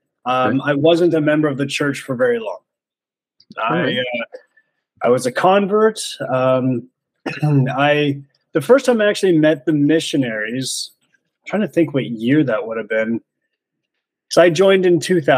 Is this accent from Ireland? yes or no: no; Grande Prairie, Alberta, Canada; now in Creston, Canada; I'm from Canada originally, but not Creston. No, okay. I was born in Alberta, much further north in Grand Prairie